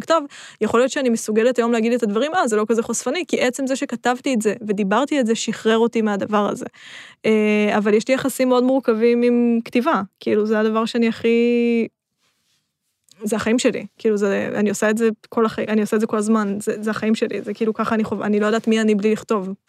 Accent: Rishon LeZion, Central District, Israel; moved away as an adult; now in Tel Aviv, Israel; עברתי מראשון

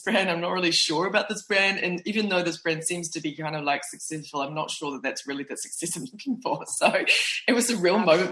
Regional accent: New Zealand; moved away as an adult; now in New York, United States; I was from New Zealand

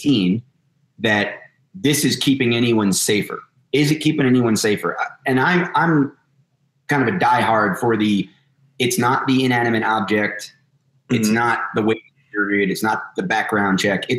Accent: New Jersey, United States; I'm from New Jersey

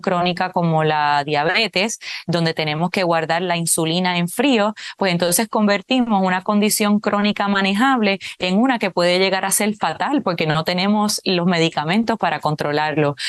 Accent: Puerto Rico; aquí en Puerto Rico, por ejemplo, que es de donde yo soy

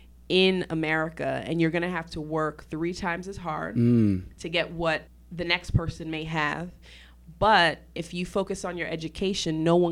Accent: Syracuse, New York, United States; So I did well in school growing up in Syracuse.

